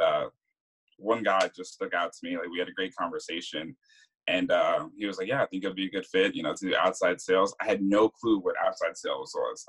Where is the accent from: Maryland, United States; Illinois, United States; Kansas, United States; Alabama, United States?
Maryland, United States; also born or lived in Virgin Islands; Uh, so I was born in the Virgin Islands. Uh, lived there until I was about like nine or ten. Uh, lived in Maryland. Went to Maryland for about most of my life.